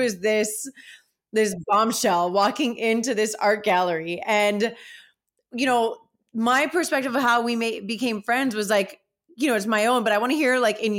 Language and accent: English; Miami, Florida, United States; also born or lived in Los Angeles; I was born and raised here in Miami